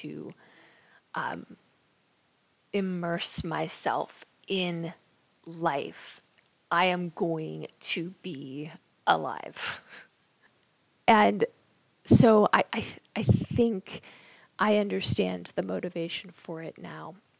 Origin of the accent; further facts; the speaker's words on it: Knoxville, Tennessee, United States; when I was a little kid growing up in Knoxville, Tennessee